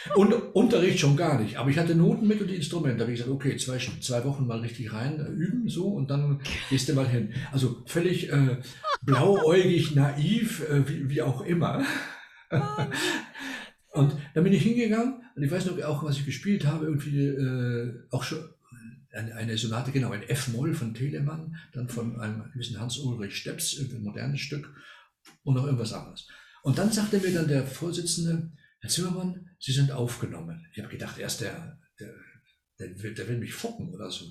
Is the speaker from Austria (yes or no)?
no; Argentina; moved away as an adult; now in Germany; ich bin gar nicht in Deutschland geboren oder aufgewachsen, sondern in Argentinien. Mhm. Da war ich bis 19 Jahre